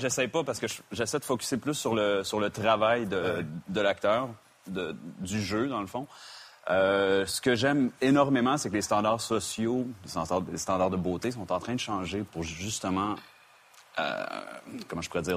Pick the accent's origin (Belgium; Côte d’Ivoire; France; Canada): Canada; Quebec; now in United States; je suis canadien et québécois